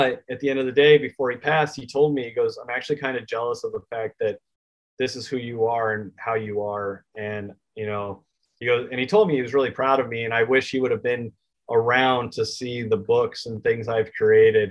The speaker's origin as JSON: {"language": "English", "town": "Gilbert", "region": "Arizona", "country": "United States", "tie": "born or raised there", "said": "I grew up in Gilbert, Arizona"}